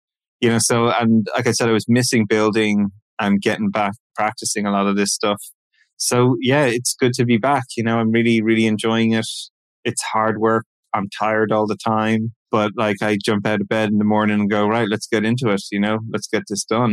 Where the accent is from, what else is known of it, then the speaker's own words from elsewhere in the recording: Ireland; moved away; I'm from Ireland